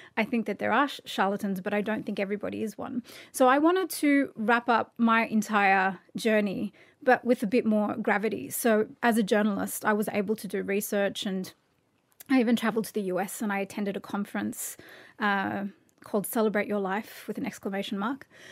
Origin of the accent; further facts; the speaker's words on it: Australia; I'm so Australian